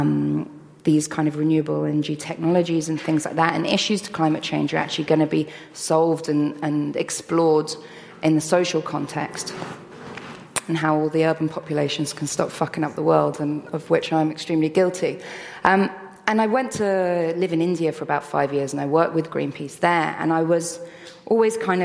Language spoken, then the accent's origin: English; London, United Kingdom; I grew up in London.